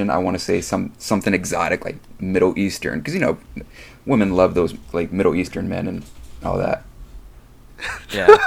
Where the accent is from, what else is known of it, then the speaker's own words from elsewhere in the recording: Puerto Rico; I'm Puerto Rican.